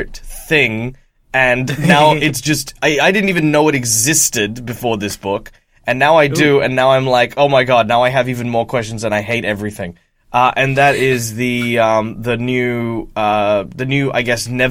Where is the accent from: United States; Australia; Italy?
Australia; as an Australian